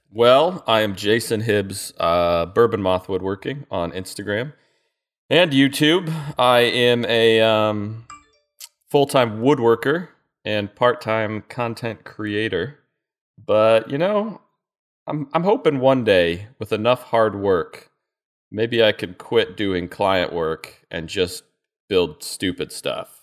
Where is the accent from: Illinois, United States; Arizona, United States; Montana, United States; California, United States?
Arizona, United States; moved away; I grew up in Arizona